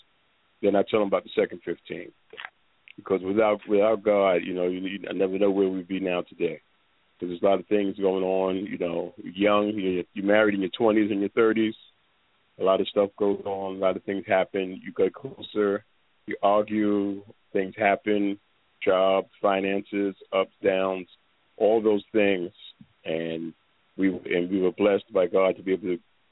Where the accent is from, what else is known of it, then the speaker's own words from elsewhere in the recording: New York City, New York, United States; I'm originally from New York. I was raised in the Bronx, Manhattan, New York City born, bred.